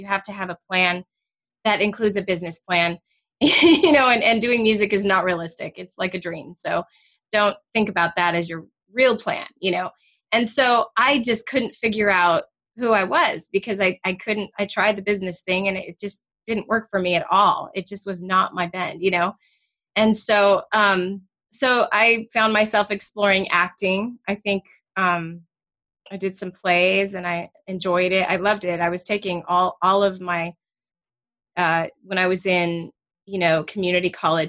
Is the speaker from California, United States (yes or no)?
yes; Danville, California, United States; also born or lived in Clayton; I grew up over in the Bay Area. So, you know, in different towns over.